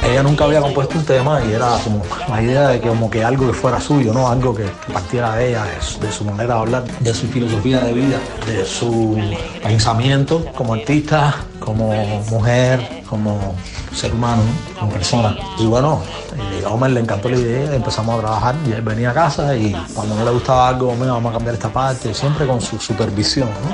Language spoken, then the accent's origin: Spanish; Cuba; nosotros crecimos en Cuba